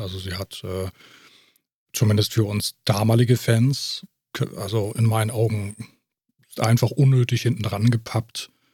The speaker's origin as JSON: {"language": "German", "country": "Germany", "said": "bei uns äh, Deutschen, also bei uns in Deutschland"}